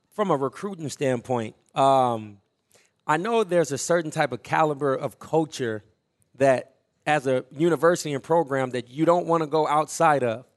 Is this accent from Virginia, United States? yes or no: no; Omaha, Nebraska, United States; growing up in North Omaha